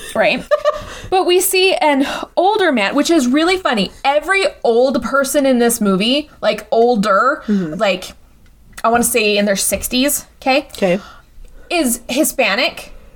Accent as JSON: {"language": "English", "region": "Scotland", "country": "United Kingdom", "said": "I'm Scottish"}